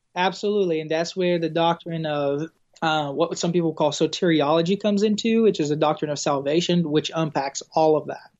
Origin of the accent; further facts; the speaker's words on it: an island in South Brazil, Brazil; English is a second language; moved away as an adult; also born or lived in Arkadelphia, Arkansas; now in United States; I was born and raised in an island in South Brazil